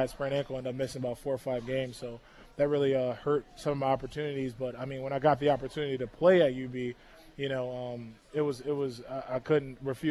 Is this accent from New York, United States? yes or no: yes; Buffalo, New York, United States; I grew up on the east side, on East Ferry, around East Ferry and Grider, East Ferry Projects